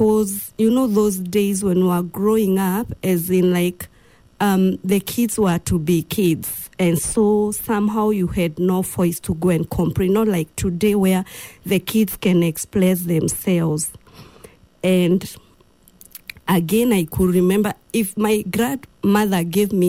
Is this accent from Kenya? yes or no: yes; Githunguri, Kiambu County, Kenya; also born or lived in Machakos, Kenya; that time we were living in Machakos. Mm. And then when I was in class 2, we came back to our home area, which is in Githunguri, Kiambu County.